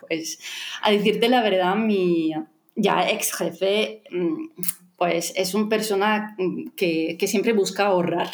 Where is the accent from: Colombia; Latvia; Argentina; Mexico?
Latvia; first language Russian; Spanish is a second language; soy de Letonia, y, pero mi ah, lengua materna es el ruso